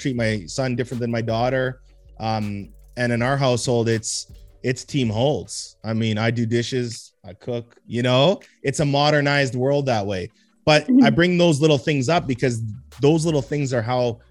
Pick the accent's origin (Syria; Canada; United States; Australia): Canada; Edmonton, Alberta; I grew up in Mill Woods